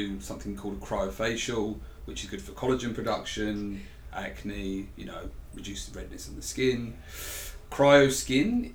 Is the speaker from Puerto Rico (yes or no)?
no; England, United Kingdom; accent: English; I am English, not Australian as well